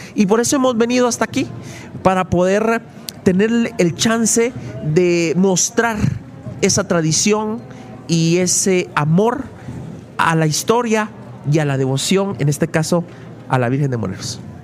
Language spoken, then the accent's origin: Spanish; Mixco, Guatemala Department, Guatemala; aquí en Misco, en el lugar donde yo nací, en el lugar donde yo crecí y aquí donde yo vivo